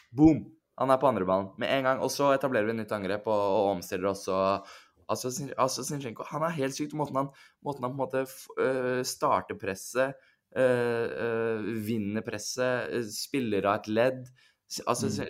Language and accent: Norwegian; Norway; fra Drammen, 40 minutter unna der jeg vokste opp